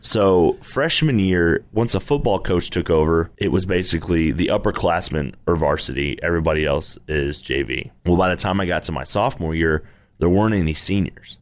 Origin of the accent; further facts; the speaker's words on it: Irving, Texas, United States; also born or lived in Abilene / Arlington; I grew up in Irving